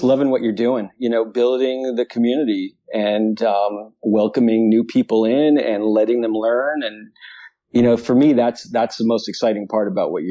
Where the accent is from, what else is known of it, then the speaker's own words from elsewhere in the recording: New York City, New York, United States; moved away as an adult; also born or lived in Albany, New York / Colorado / Vermont; I grew up on the East Coast. So, right. Born and raised in New York City area.